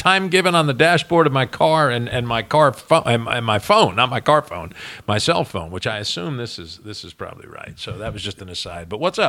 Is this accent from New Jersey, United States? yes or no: yes; New Jersey, United States; now in Kentucky, United States; I grew up in New Jersey.